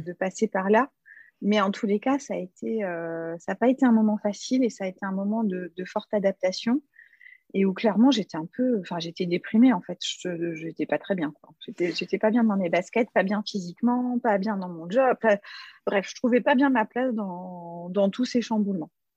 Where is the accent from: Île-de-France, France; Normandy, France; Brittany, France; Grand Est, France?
Grand Est, France; Strasbourg; dans ma ville natale à Strasbourg